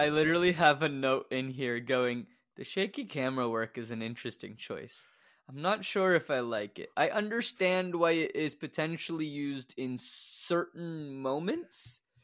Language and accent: English; Louisville, Kentucky, United States; born or raised there